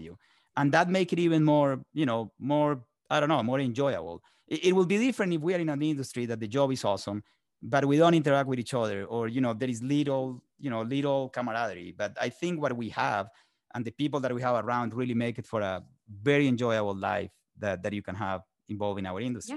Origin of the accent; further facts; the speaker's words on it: Colombia; moved away as an adult; now in United States; I was born in Colombia and raised in Colombia